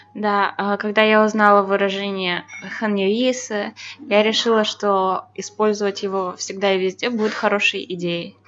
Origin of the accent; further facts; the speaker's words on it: Belarus; я белоруска